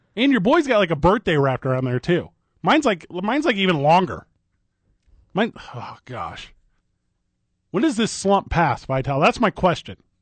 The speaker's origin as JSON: {"language": "English", "region": "Illinois", "country": "United States", "tie": "born or raised there", "said": "I grew up a Bulls fan 'cause I grew up in Illinois"}